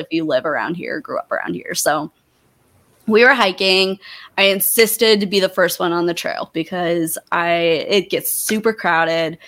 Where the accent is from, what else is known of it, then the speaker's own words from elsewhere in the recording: Montana, United States; I'm in Montana in my hometown.